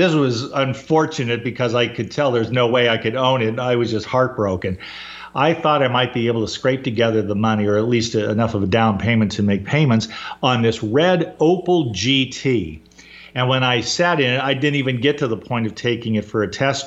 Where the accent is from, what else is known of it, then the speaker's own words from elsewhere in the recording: Fullerton, California, United States; where I grew up in Southern California, in Fullerton, California